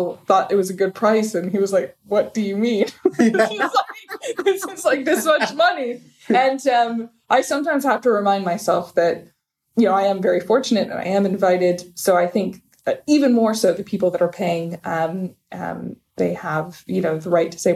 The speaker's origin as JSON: {"language": "English", "country": "United States", "tie": "born or raised there", "also_born_or_lived": "Abu Dhabi, United Arab Emirates", "first_language": "English", "moved": "as an adult", "lives_now": "Dubai, United Arab Emirates", "said": "I'm American and a product of the American school system. I only speak English."}